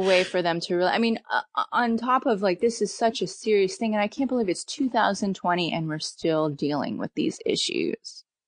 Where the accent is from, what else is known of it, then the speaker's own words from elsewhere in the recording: Pennsylvania, United States; now in Southern California, United States; I'm from Pennsylvania.